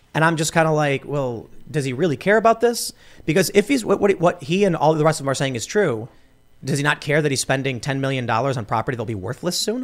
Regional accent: Chicago, Illinois, United States; I grew up in the city. I, I grew up in Chicago

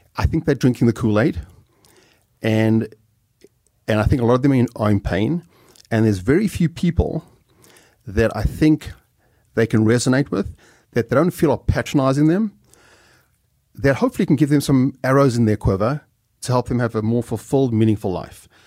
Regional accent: South Africa; moved away as an adult; I'm some schnook from South Africa

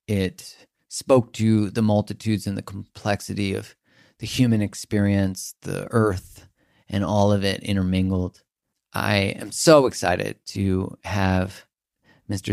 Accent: Canada; I'm from Canada

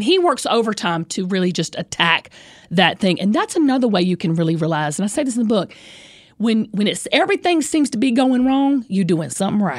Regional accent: the South, United States; I'm from the South

